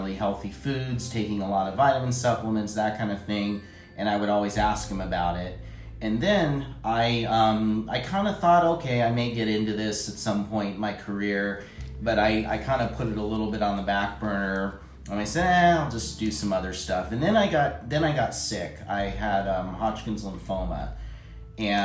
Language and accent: English; Los Angeles, California, United States; moved away as an adult; now in Reno, United States; I grew up in LA, Los Angeles, California